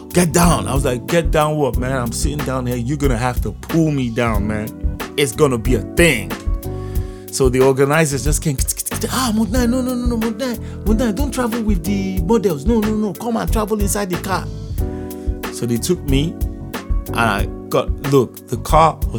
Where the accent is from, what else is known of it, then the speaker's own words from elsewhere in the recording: Lagos, Nigeria; also born or lived in London / Abuja; I was brought up in Lagos when we came back from London. We lived in Lagos, man. For most of my life, I've been in Lagos.